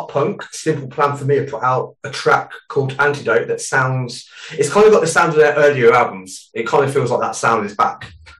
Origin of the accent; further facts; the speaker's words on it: Wales, United Kingdom; being a Welsh